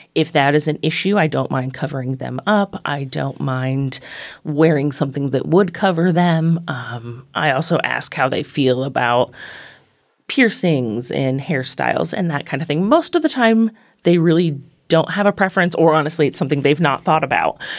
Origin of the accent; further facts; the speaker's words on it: Northeastern Ohio, United States; moved away as an adult; also born or lived in upstate New York; now in Lexington, United States; I'm originally from Northeastern Ohio, lived in upstate New York, and have been in Lexington for about nine years now.